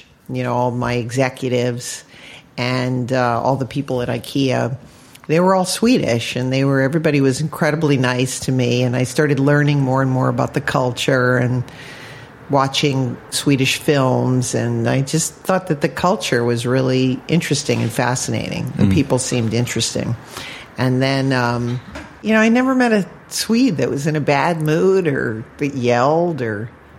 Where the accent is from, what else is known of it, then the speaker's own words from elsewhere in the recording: East Coast, United States; I don't feel that I do. I'm from the East Coast.